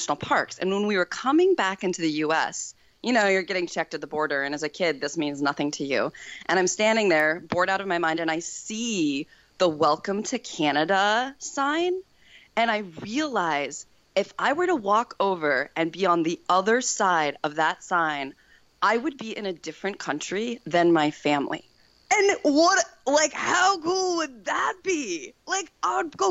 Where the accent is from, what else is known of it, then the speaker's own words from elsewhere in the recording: Wyoming, United States; I grew up in Wyoming, which is the least populated state in the nation